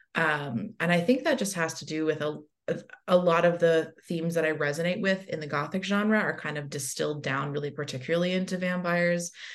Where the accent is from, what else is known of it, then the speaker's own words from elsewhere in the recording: the South, United States; as a young bisexual person growing up in the South